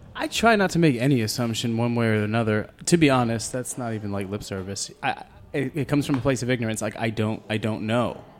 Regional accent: United States; as an American

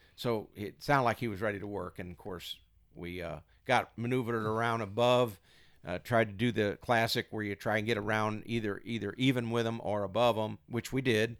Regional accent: Missouri, United States; moved away as an adult; also born or lived in St. Louis; now in Iowa, United States; I'm from Missouri.

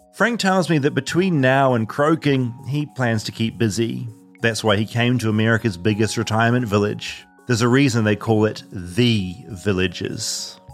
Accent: New Zealand; moved away; as a New Zealander

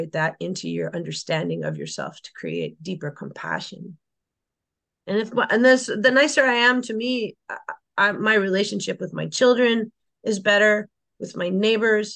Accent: Canada; I had a different kind of growing up in Canada than you might imagine

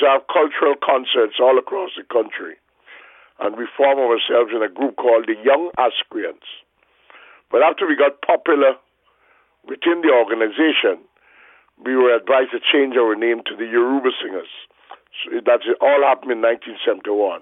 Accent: Georgetown, Demerara-Mahaica, Guyana; I'm from Georgetown, Guyana. I was born in Georgetown.

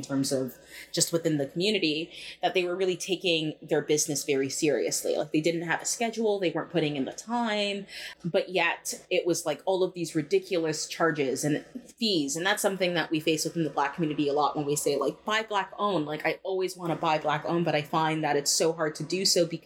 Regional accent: Jamaica; I am Jamaican, and growing up Jamaican and within the Black culture

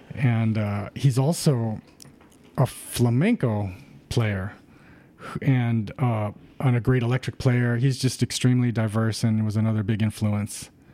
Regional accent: Rosemead, California, United States; I grew up in the San Gabriel Valley, you know, um, in a town called Rosemead, which is next to Pasadena

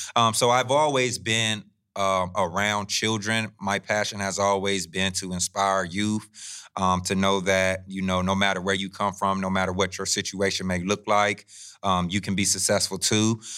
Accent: Fresno, California, United States; I come from Southwest Fresno

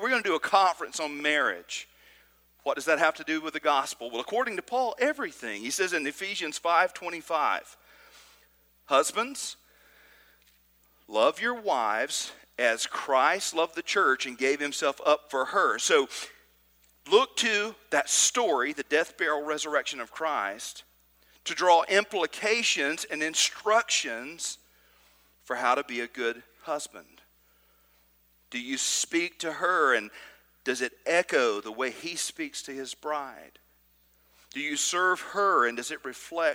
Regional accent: Trinity, Alabama, United States; I grew up in Trinity, Alabama, just outside of Decatur

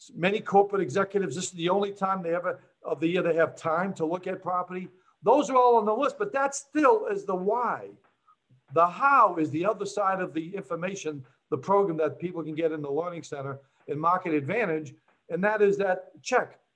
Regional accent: Boston, Massachusetts, United States; moved away as an adult; also born or lived in New Jersey; I'm from Boston

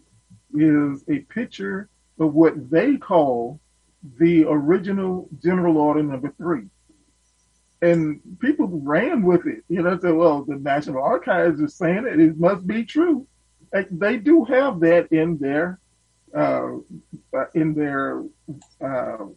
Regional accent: Texas, United States; as a Texan

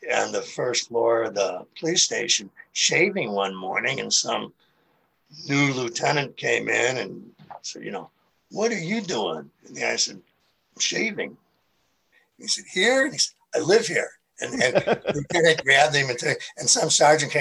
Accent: Chicago, Illinois, United States; moved away as an adult; also born or lived in Phoenix; now in St. Louis, United States; I grew up in Chicago

